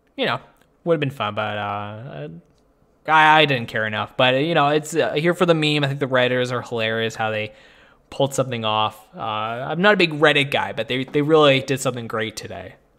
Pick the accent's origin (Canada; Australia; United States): Canada; I'm Canadian